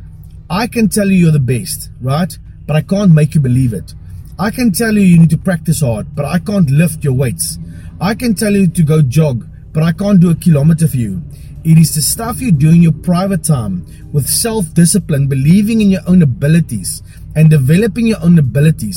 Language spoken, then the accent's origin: English; South Africa; I'm a boyke from Paro